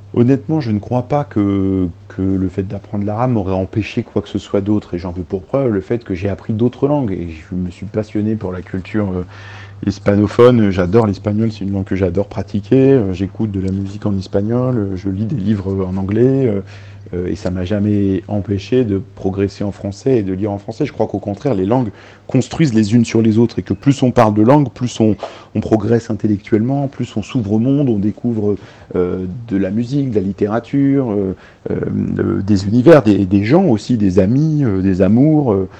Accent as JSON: {"language": "French", "country": "France", "tie": "born or raised there", "also_born_or_lived": "Lebanon", "first_language": "Arabic", "said": "d'être venu en France euh, à l'âge de 4 ans, euh, depuis le Liban avec mes parents, et où on me parlait en arabe, et donc voilà, c'est ma langue maternelle"}